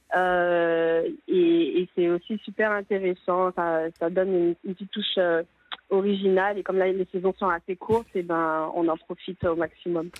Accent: Guadeloupe; chez nous en Guadeloupe

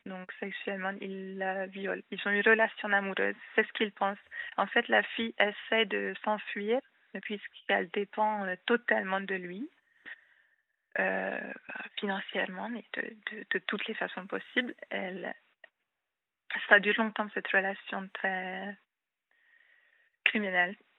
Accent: Hungary; first language Hungarian; French is a second language; moved away as an adult; now in France; je suis hongroise.

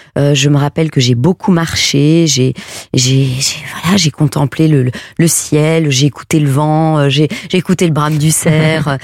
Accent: Belgium; je suis belge, hein, je viens d'un petit village de 600 habitants, donc moi mon enfance c'était euh, courir à pieds nus dans l'herbe

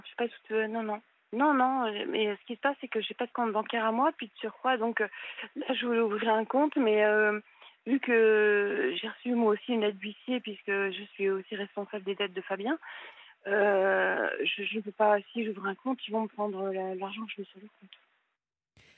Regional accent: Paris, Île-de-France, France; moved away; je suis du nord, euh, je suis de Paris

